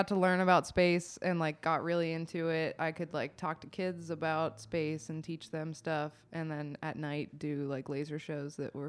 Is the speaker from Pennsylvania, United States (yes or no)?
yes; Pittsburgh suburbs, Pennsylvania, United States; born or raised there